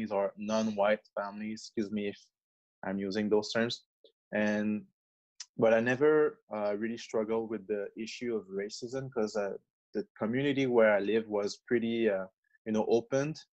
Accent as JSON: {"language": "English", "region": "Quebec", "country": "Canada", "tie": "born or raised there", "second_language": "English", "said": "My parents are from Congo in Africa, but I'm born in Quebec"}